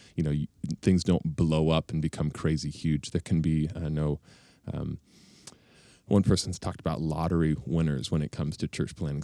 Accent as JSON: {"language": "English", "town": "Bellefontaine", "region": "Ohio", "country": "United States", "tie": "born or raised there", "also_born_or_lived": "Chicago / Denver", "moved": "yes", "said": "I grew up in Ohio"}